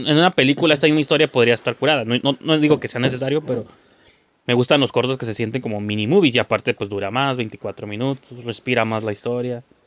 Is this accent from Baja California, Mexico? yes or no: yes; Tijuana, Baja California, Mexico; somos de Tijuana